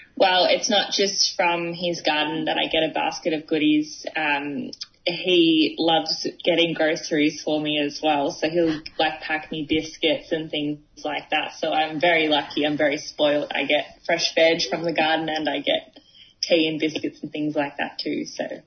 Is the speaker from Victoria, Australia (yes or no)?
yes; Dandenong Ranges, Victoria, Australia; I'm from the Mount Dandenong Ranges, so I do a lot of hiking around here